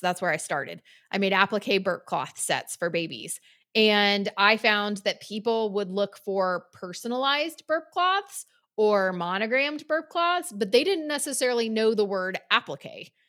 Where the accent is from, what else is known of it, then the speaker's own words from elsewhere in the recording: North Carolina, United States; moved away as an adult; we moved back to my hometown